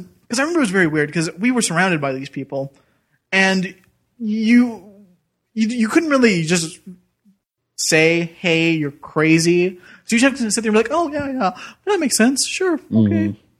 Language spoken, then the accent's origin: English; Tennessee, United States; we grew up in Tennessee with a lot of crazy fundamentalist Christians.